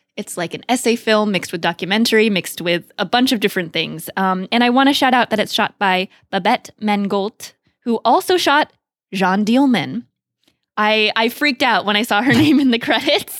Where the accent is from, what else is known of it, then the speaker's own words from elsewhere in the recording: Beaverton, Oregon, United States; I grew up in the Portland, Beaverton area and went to high school two miles from Nike headquarters